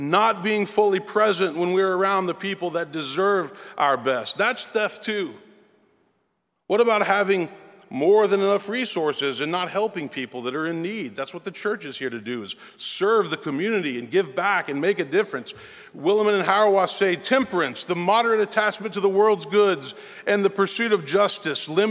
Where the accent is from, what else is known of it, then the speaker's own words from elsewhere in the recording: Memphis, Tennessee, United States; I was born and raised in Memphis